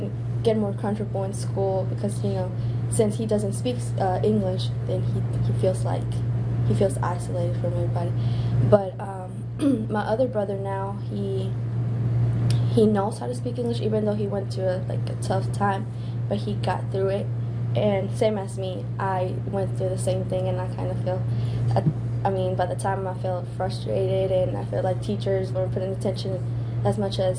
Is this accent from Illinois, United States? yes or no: yes; Chicago, Illinois, United States; born there; I was born in Chicago. My parents were born in Mexico, and we were kind of, you know, moving around a lot until we finally got here because of my dad.